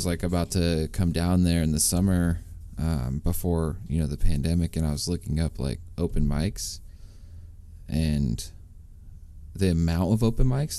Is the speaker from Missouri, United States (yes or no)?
no; Washington, United States; moved away as an adult; now in Marina, United States; I'm from Washington originally.